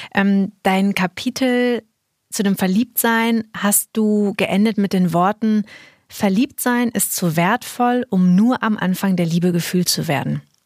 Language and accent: German; near Münsterland, North Rhine-Westphalia, Germany; moved away; Ich komme ja auch aus der Nähe